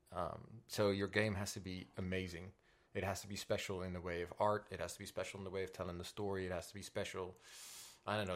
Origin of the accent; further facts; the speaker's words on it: Netherlands; English is a second language; Coming from the Netherlands, though, I did not speak English at all.